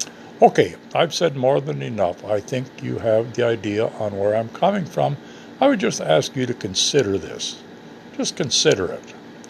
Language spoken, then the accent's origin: English; United States; People sometimes think I'm Canadian. I was born and raised near Lake Superior. My forefathers came from Canada.